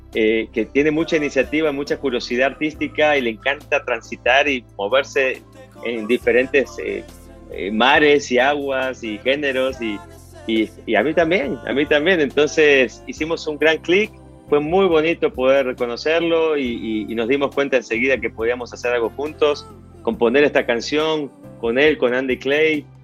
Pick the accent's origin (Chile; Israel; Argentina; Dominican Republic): Argentina; born there; yo nací en Argentina, pero también soy mexicano